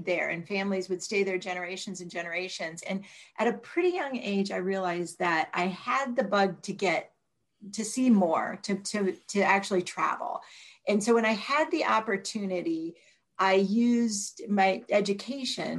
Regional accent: Northeastern Ohio, United States; I grew up in Northeastern Ohio

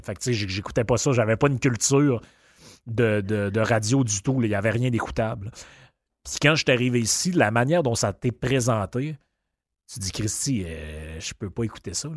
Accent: Quebec, Canada; now in Quebec City, Canada; dans le coin chez nous, au Lac-Saint-Jean

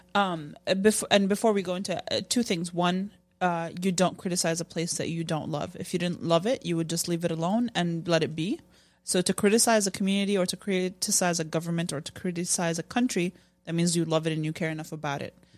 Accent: Jordan; moved away; I grew up in Jordan

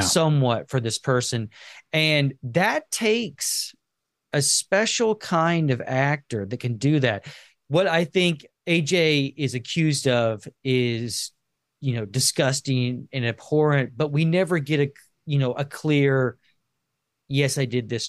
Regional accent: rural Kansas, United States; moved away; I grew up in very rural Amer-, uh, Kansas

